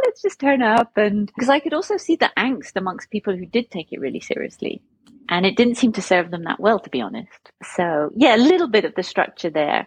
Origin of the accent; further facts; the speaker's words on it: Plymouth, South West England, United Kingdom; I grew up in the southwest of England, so I'm from Plymouth